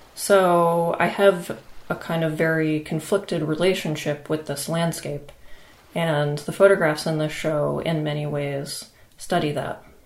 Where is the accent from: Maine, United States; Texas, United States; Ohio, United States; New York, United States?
Maine, United States; a residency that I had in Maine, which is also my home state.